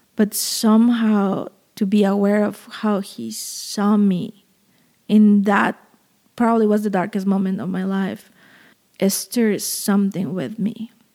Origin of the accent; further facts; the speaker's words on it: Veracruz, Mexico; moved away; my hometown, which is Veracruz in southern Mexico